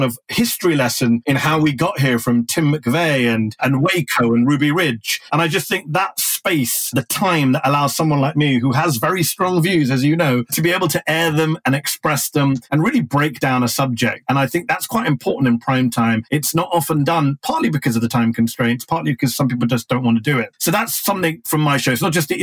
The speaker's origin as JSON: {"language": "English", "country": "United Kingdom", "moved": "as an adult", "lives_now": "United States", "said": "I'm both British and American at the same time"}